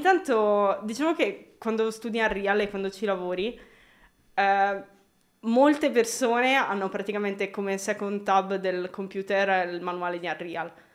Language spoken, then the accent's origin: Italian; Milan, Lombardy, Italy; sono di qua, l'unica diciamo stray da, dal mio percorso è stato che sono cresciuta in un paesello un po' fuori